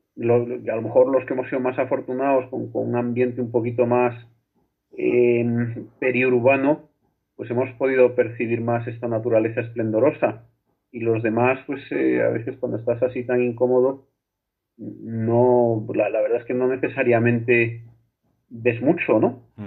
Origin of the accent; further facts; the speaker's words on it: Torredonjimeno, Andalusia, Spain; mi pueblo, Torredón Jimeno Jaén